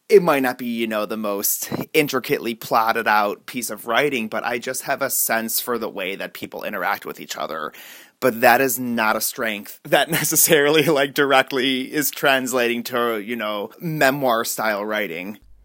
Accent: North Olmsted, Ohio, United States; moved away as an adult; also born or lived in Chicago, Illinois / California; now in Alaska, United States; I was born in North Olmsted, Ohio, outside of Cleveland

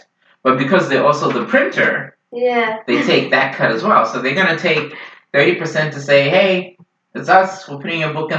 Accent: Zimbabwe; also born or lived in Idaho; now in Seattle, United States; Zimbabwean politics as well, which is my home country.

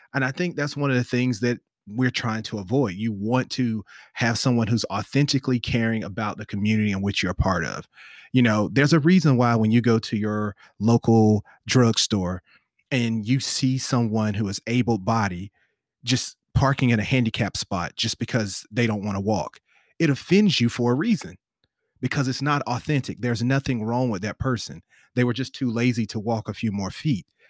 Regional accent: the South, United States; I'm from the South

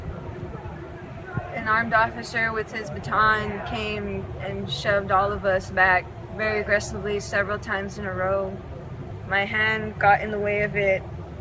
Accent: Dulce, New Mexico, United States; I'm from the Hickory Apache Nation in Dulce, New Mexico

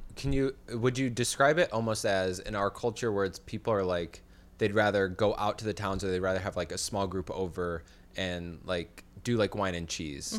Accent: Chicago, Illinois, United States; now in California, United States; when I came from Illinois to California

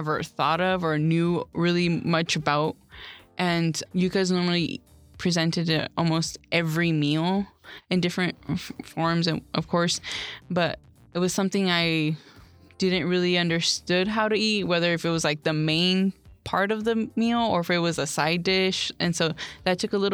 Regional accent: United States

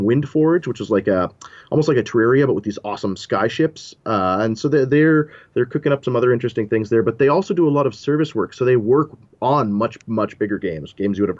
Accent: Ottawa, Ontario, Canada; I'm from Ottawa. As much as I can, I will probably stay here my whole life

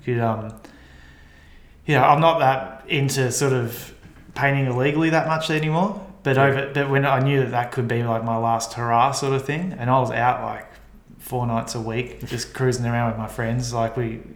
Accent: Melbourne, Victoria, Australia; also born or lived in London / Barcelona; I'm from Melbourne

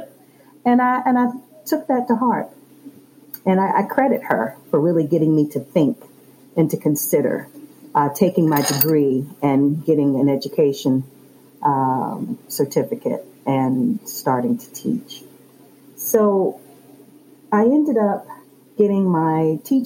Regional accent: Chesterfield County, Virginia, United States; I was born and raised in Chesterfield. I still live in Chesterfield

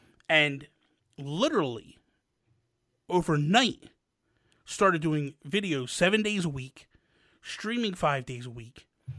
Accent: New Jersey, United States; I am not from Philly. I am from New Jersey. I'm from Jersey, but I'm from South Jersey. I'm about 20 minutes from Philly.

